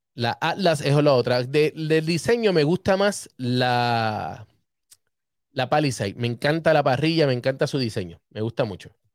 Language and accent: Spanish; Humacao, Puerto Rico; desde Los Rosales, donde yo nací, en Humacao.